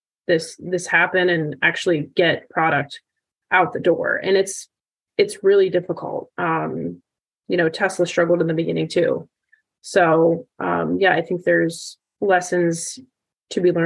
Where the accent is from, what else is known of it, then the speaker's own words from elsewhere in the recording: United States; growing up in the Valley